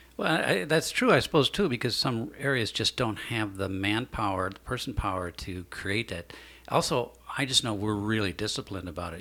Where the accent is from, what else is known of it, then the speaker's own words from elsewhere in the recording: Mason City, Iowa, United States; I was born in Mason City myself